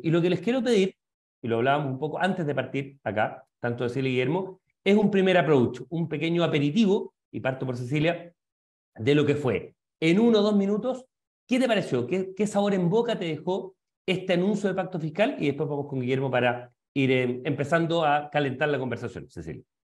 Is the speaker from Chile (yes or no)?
yes; Chile; como sociedad chilena